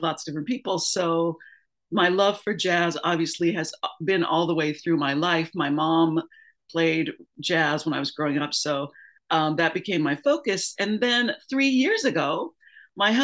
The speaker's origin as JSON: {"language": "English", "town": "Denver", "region": "Colorado", "country": "United States", "also_born_or_lived": "Los Angeles, California", "moved": "yes", "lives_now": "Atlanta, United States", "said": "I'm originally from Denver, Colorado"}